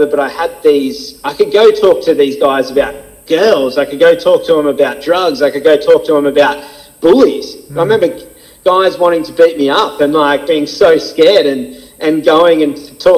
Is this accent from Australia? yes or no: yes; Gold Coast, Queensland, Australia; I grew up in Palm Beach. I was a little Palm Beach on the Gold Coast.